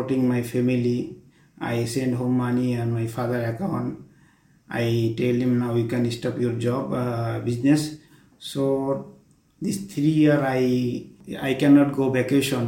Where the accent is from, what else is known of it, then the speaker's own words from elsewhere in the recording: Bangladesh; English is a second language; moved away as an adult; now in Doha, Qatar; I'm from Bangladesh